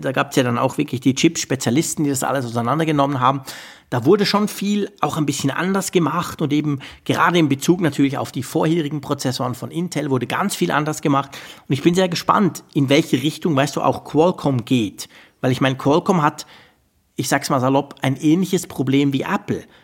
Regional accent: Switzerland; bei uns in der Schweiz

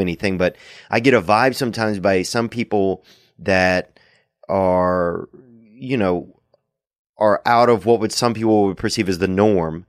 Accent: Covington, Louisiana, United States; moved away; we went back to Covington in my hometown

